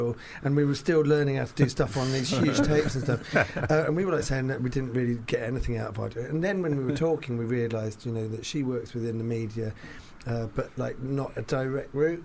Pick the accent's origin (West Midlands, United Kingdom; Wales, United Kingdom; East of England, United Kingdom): East of England, United Kingdom; St Albans; I grew up in St Albans.